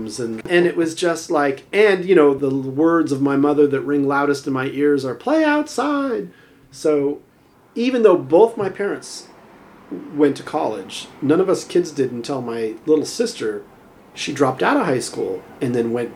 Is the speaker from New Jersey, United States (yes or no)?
no; Southern California, United States; now in Ashland, United States; growing up in Southern California